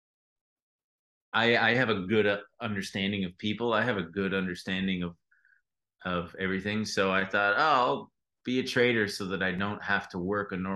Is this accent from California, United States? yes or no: yes; Long Beach, California, United States; now in Los Angeles, United States; I'm from Long Beach